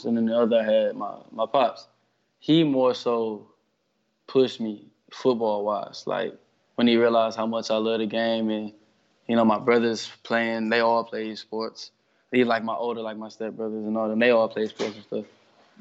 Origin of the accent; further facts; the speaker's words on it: Detroit, Michigan, United States; I'm from Detroit